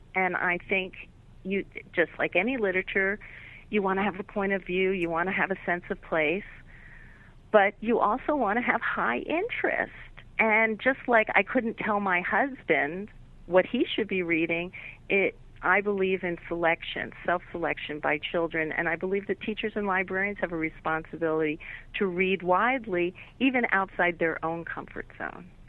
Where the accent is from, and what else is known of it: Philadelphia, Pennsylvania, United States; born or raised there